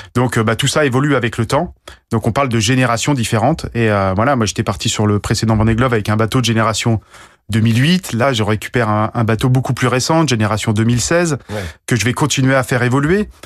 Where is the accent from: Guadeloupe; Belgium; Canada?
Guadeloupe; also born or lived in Briançon; je suis né dans les montagnes et j'ai fini par euh, grandir euh, en Guadeloupe